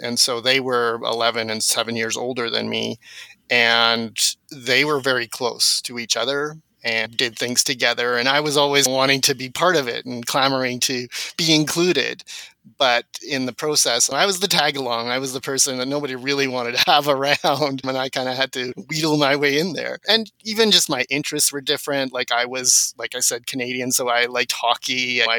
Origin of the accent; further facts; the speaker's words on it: South Africa; first language Afrikaans; My first language was a mix because at home I was speaking Afrikaans, but then I would go outside with my friends and speak English.